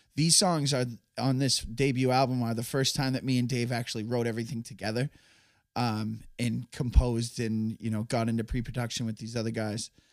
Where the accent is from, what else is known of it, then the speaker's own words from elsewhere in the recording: Massachusetts, United States; we're from Massachusetts